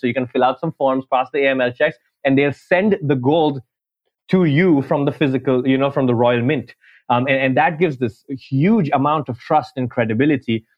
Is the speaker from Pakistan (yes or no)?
no; Dubai, United Arab Emirates; moved away as an adult; also born or lived in New York, United States / India; now in London, United Kingdom; I'm Indian, grew up in Dubai